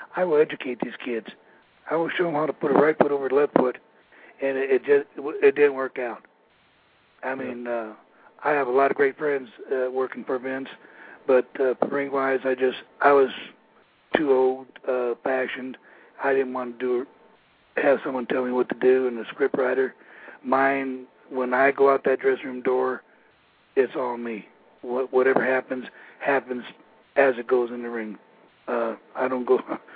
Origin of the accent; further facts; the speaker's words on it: Minneapolis, Minnesota, United States; moved away; Buddy and I grew up as kids in Minneapolis